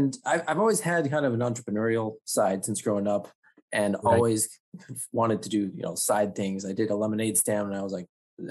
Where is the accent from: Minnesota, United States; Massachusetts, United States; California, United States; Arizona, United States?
California, United States; San Diego; also born or lived in Orange County; I grew up in San Diego as well